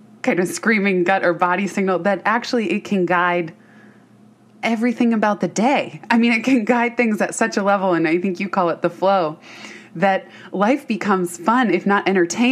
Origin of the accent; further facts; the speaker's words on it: Bay Area, California, United States; I grew up in the Bay Area